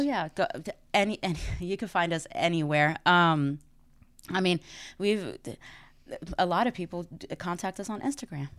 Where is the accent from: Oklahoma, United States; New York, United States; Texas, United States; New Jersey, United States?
Texas, United States; Dallas; moved away as an adult; now in New Orleans, United States; I am originally from Dallas